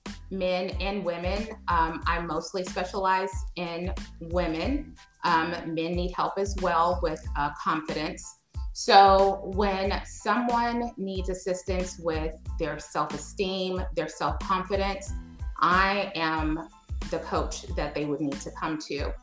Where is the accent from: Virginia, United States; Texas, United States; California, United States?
Texas, United States; Dallas; I'm from Dallas, Texas